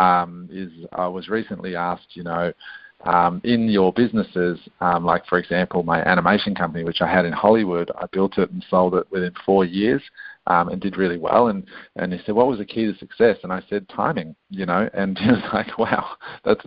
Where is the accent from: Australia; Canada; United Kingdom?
Australia; Canberra, Australian Capital Territory; accent: Australian; also born or lived in Adelaide, South Australia / Queanbeyan, New South Wales; raised in a little town called Canberra, which is actually the capital of Australia. And I was brought up in an area called Queanbeyan